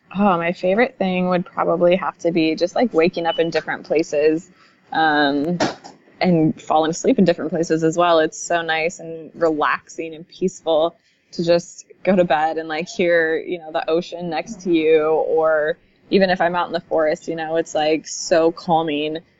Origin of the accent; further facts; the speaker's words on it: Pacific Northwest, United States; growing up in the Pacific Northwest